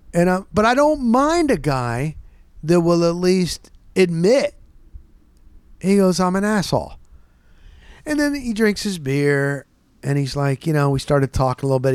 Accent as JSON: {"language": "English", "region": "Florida", "country": "United States", "said": "I'm from Florida"}